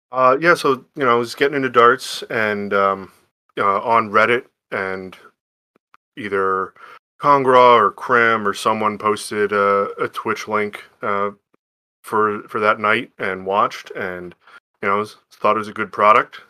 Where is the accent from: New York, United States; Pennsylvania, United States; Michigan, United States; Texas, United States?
Pennsylvania, United States; Whitehall; also born or lived in Shippensburg, Pennsylvania; now in Bethlehem, United States; I'm originally from, uh, Eastern P A, the Lehigh Valley, um, small town called Whitehall